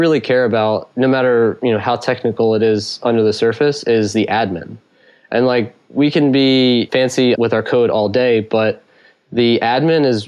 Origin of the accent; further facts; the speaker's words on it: Philadelphia, Pennsylvania, United States; I'm from Philadelphia